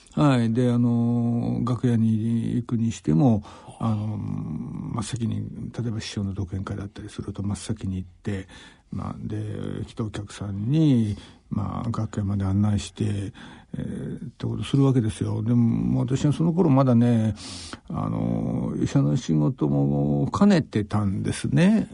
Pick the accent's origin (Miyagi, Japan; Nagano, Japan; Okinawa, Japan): Nagano, Japan; Iida; 私は長野県の飯田市